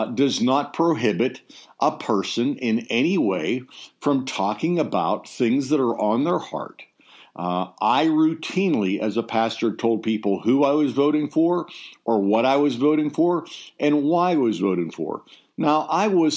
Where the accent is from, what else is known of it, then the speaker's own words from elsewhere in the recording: United States; I believe I'm an American.